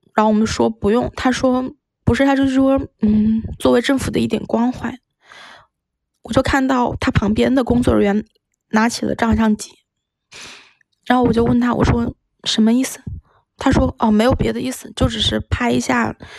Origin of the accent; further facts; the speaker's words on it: Wuhan, Hubei, China; 我们来自武汉